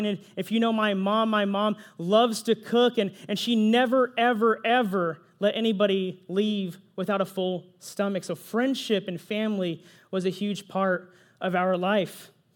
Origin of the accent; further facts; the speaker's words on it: Pflugerville, Texas, United States; also born or lived in San Jose, California / apple orchard campus (unnamed, ages 12-15); So I was only there for two years, y'all. I was only there two years. Then I moved to Pflugerville, Texas